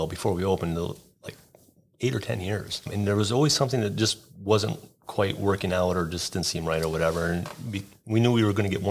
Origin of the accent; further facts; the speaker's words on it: Watertown, New York, United States; I'm from here.